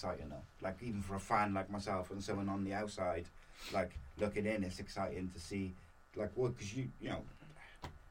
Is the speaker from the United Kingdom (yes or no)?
yes; Wales, United Kingdom; me as a Welshman